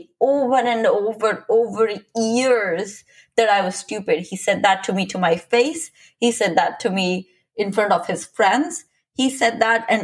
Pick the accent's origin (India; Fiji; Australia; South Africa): India; I'm Indian